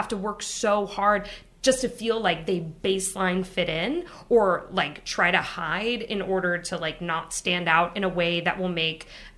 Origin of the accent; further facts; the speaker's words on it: Pacific Northwest, United States; since I grew up in the Pacific Northwest in a very white area, my mother was white.